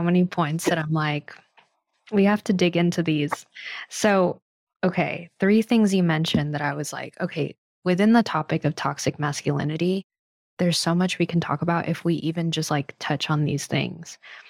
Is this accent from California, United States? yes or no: yes; Los Angeles, California, United States; even though I grew up in Los Angeles.